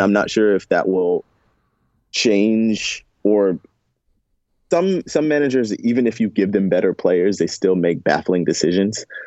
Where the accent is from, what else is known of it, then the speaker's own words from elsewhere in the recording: the South, United States; I'm from the South